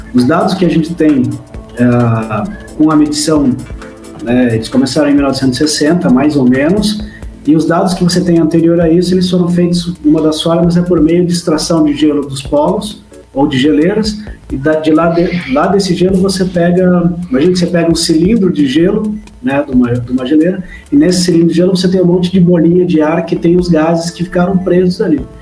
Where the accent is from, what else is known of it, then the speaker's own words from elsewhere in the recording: Curitiba, Paraná, Brazil; moved away as an adult; now in Jaraguá do Sul, Brazil; eu sou de Curitiba, eu não sou de Jaraguá, moro, morei em Jaraguá nos últimos 10 anos quase